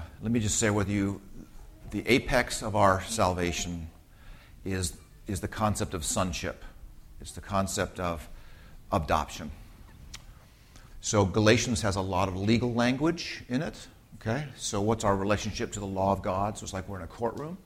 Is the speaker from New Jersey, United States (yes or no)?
no; Southern California, United States; growing up, I was a Southern California suburban kid